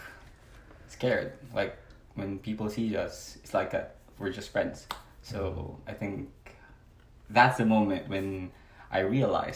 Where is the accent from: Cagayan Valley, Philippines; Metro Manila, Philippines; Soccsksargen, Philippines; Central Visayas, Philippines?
Cagayan Valley, Philippines; moved away as an adult; also born or lived in Isabela, Philippines / Manila, Philippines; now in New Jersey, United States; I was born north, a part of the Philippines, north, yeah, somewhere north.